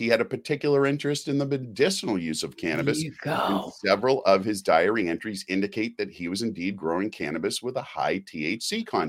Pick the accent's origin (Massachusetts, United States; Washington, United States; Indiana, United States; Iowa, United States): Massachusetts, United States; Boston; we're from Boston, Sherry, you know, we're Boston born and bred.